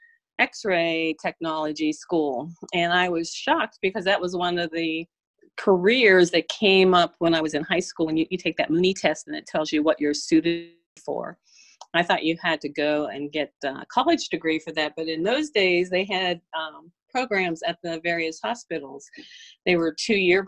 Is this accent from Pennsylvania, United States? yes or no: yes; Pittsburgh, Pennsylvania, United States; moved away as an adult; also born or lived in Brandon, Florida; now in Birmingham, United States; I grew up, and so did my husband, we grew up in Pittsburgh